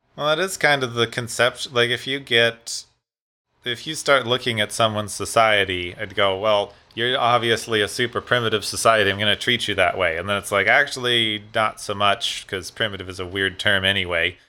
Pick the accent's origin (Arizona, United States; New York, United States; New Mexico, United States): Arizona, United States; Phoenix; my hometown of Phoenix, Arizona